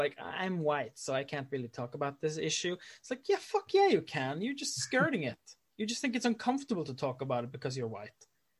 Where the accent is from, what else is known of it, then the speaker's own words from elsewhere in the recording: Boston, Massachusetts, United States; I'm from Boston in like uptown.